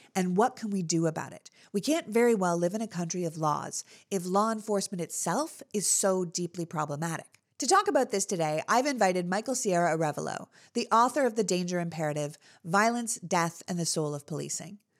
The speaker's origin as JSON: {"language": "English", "country": "Canada", "tie": "born or raised there", "moved": "yes", "lives_now": "United States", "said": "I grew up in Canada."}